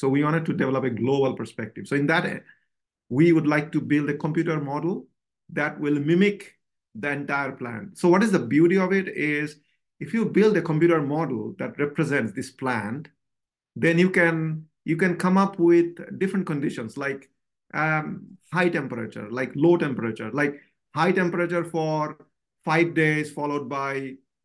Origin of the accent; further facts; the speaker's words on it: Bangladesh; moved away as an adult; also born or lived in Pennsylvania, United States; now in Lincoln, United States; So I was born in Bangladesh and I got my bachelor there.